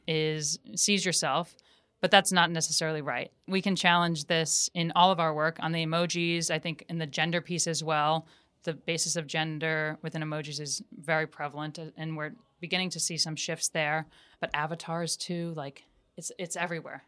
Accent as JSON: {"language": "English", "region": "suburbs of New York City", "country": "United States", "tie": "born or raised there", "said": "I grew up, um, outside of New York City in a very, um, white area, uh, the suburbs of New York"}